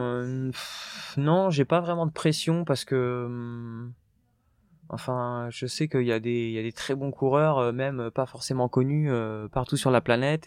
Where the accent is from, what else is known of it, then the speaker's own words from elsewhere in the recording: Normandy, France; now in Paris region, France; je venais de la campagne, de la Normandie